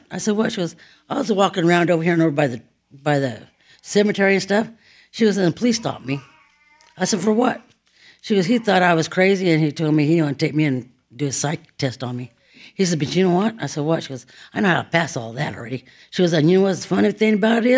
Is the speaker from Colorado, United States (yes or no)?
no; Dodge City, Kansas, United States; I'm from Dodge City, Kansas